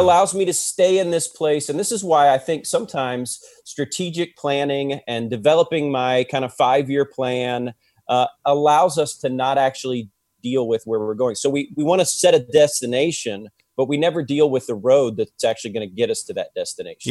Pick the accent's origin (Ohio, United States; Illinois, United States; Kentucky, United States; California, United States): Ohio, United States; I'm from Ohio